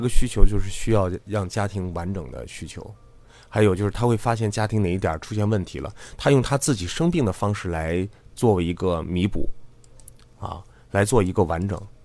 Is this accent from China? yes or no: yes; China; 咱们中国人